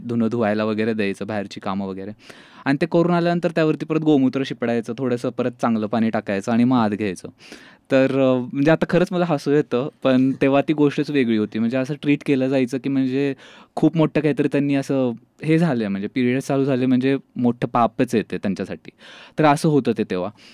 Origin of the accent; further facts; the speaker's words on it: Satara, Maharashtra, India; now in Pune, India; मी जरी आत्ता पुण्यात असलो तरी मी जसं तू बोलली मी बेसिकली साताऱ्याचं आहे आणि सातारला एका छोट्याशा गावातून